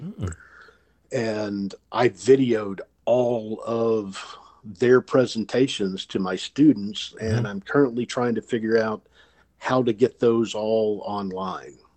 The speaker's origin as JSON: {"language": "English", "town": "Memphis", "region": "Tennessee", "country": "United States", "also_born_or_lived": "Pennsylvania", "moved": "yes", "said": "I'm originally from Memphis"}